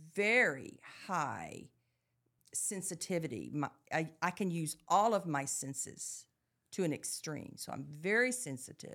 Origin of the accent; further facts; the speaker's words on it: Dallas, Texas, United States; growing up in Dallas